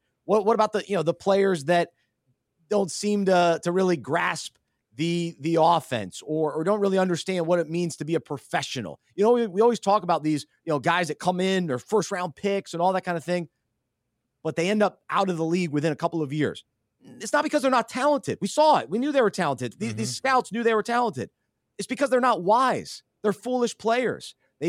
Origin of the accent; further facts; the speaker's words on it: New Mexico, United States; born there; Little known fact, Luke. I was born in New Mexico.